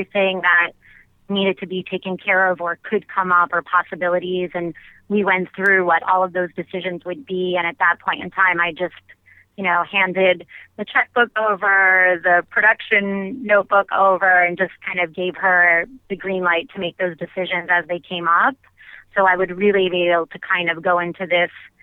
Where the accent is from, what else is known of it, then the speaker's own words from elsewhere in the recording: Long Island, New York, United States; my hometown on Long Island